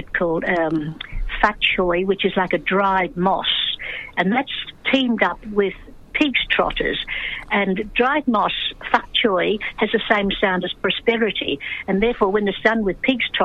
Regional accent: Australia; born or raised there; first language English; also born or lived in China

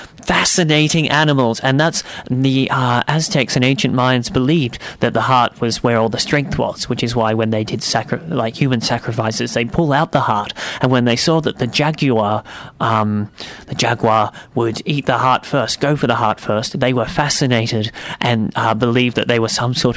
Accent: United Kingdom; So, well, look, I'm from Britain, so cut me some slack.

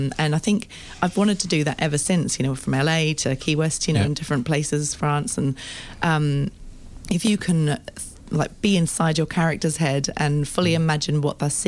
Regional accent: Australia; moved away as an adult; now in England, United Kingdom; I grew up in Australia

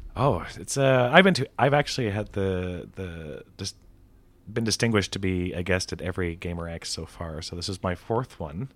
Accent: Canada; I'm from Canada

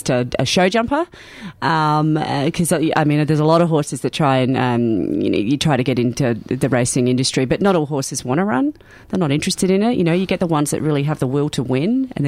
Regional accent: Adelaide, South Australia, Australia; also born or lived in Townsville / Sydney; now in Melbourne, Australia; I'm from Adelaide and Lawrence is from Cairns, and we met in Townsville on a construction site

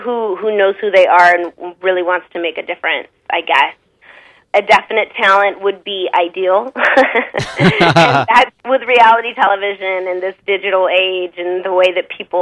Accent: Arizona, United States

